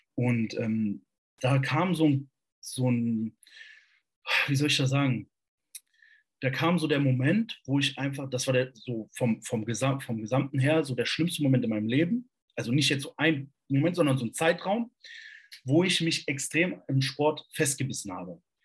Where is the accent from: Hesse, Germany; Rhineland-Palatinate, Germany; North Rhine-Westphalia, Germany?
Hesse, Germany; Borken; also born or lived in Kassel; von Borken, das ist 30 Kilometer südlich hier, da komme ich nämlich eigentlich her